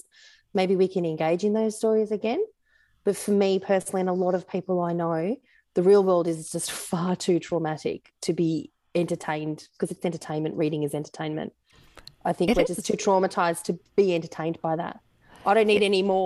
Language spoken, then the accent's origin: English; Australia; accent: Aussie; my Aussie accent